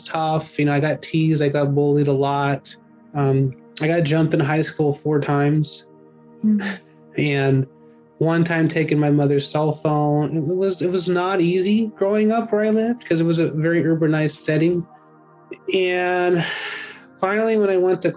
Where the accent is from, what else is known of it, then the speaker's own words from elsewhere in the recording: San Leandro, California, United States; also born or lived in Oakland, California; I grew up in the East Bay here in California, Bay Area. I was born in Oakland, but I moved to San Leandro when I was about 10 months